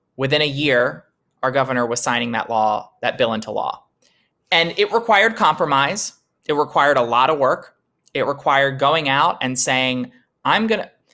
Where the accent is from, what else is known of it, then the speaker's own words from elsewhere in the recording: Delaware, United States; the seat that I was born and raised in here in Delaware